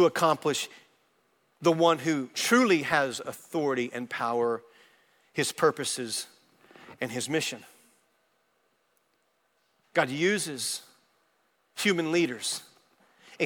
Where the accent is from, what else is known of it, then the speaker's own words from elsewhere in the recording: Arkansas, United States; moved away as an adult; now in Texas, United States; I grew up in Arkansas and I never had intentions to move into Texas